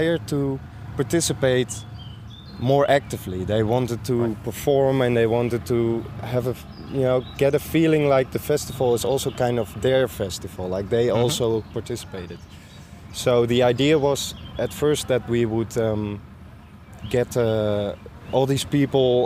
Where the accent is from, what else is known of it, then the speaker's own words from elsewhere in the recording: Sneek, Friesland, Netherlands; I'm from Snake. It's a town, you know, in the southern Frisia area.